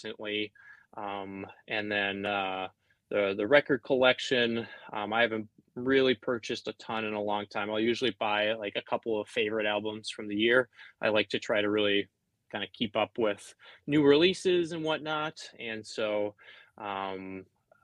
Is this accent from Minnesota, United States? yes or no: yes; Duluth, Minnesota, United States; I grew up in Duluth, Minnesota, which is right on the tip of Lake Superior